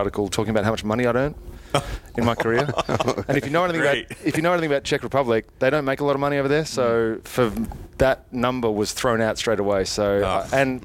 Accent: Perth, Western Australia, Australia; accent: Australian; moved away as an adult; also born or lived in Lesmurdie; I grew up in Perth in Adderdale

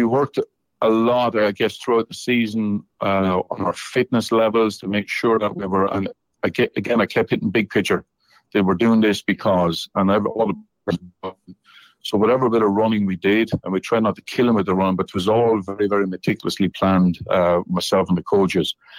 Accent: Ireland; moved away as an adult; now in Nashville, United States; me being Irish

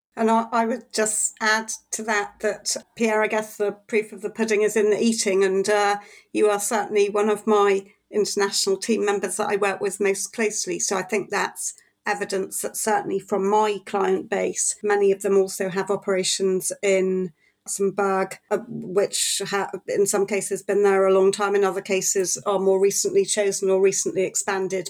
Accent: Wales, United Kingdom; I'm Welsh, so I, I have a smattering of Welsh

